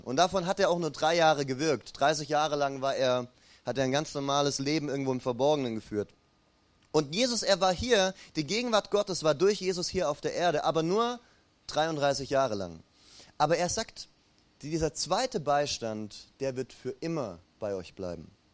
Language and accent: German; Ulm, Baden-Württemberg, Germany; moved away; bei mir in meiner alten Heimatstadt Ulm gibt's die Dreifaltigkeitskirche